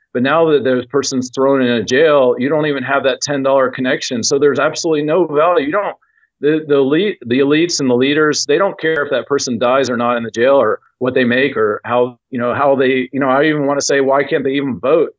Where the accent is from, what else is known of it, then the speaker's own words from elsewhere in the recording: Knoxville, Tennessee, United States; Knoxville, Tennessee, which is my hometown.